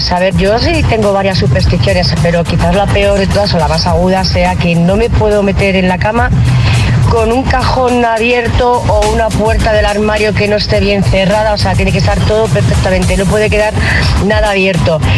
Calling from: Zaragoza, Aragon, Spain; buenos días … de Zaragoza.

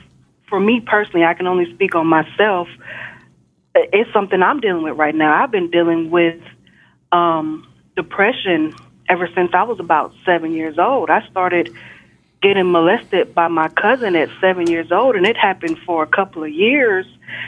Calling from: Texas, United States; I'm calling from Texas.

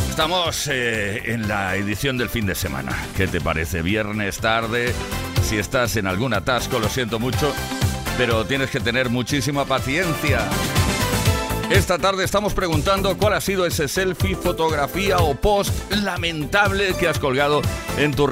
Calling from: Valencia, Valencian Community, Spain

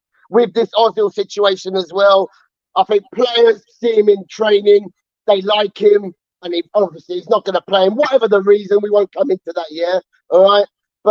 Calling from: Enfield, London, United Kingdom; From Enfield, man.

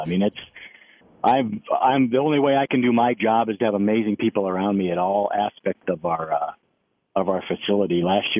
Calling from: Cedar Rapids, Iowa, United States; Well, I live in Cedar Rapids, Iowa.

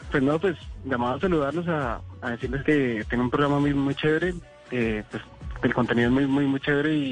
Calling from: Acacías, Meta, Colombia; Desde Acacias Meta.

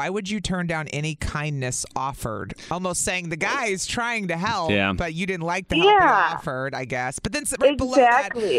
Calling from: Milwaukee, Wisconsin, United States

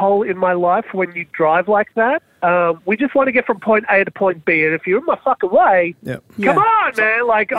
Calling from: Brisbane, Queensland, Australia

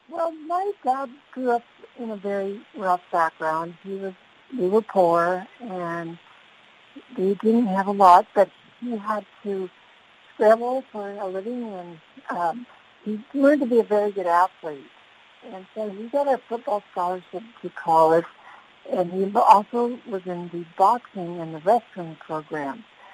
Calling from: Escondido, California, United States

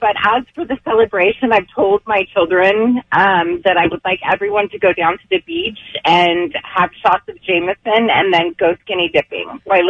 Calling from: Norco, California, United States; I'm calling from Norco.

